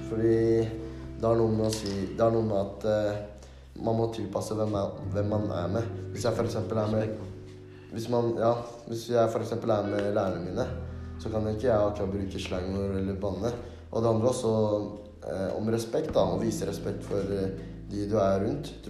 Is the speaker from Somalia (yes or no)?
yes; Somalia; now in Norway; Men jeg har jo bodd i Norge i nå ti år og har norsk statsborgerskap. Som vil si at jeg egentlig er norsk, men pga. min bakgrunn og kultur så vil jeg si meg selv som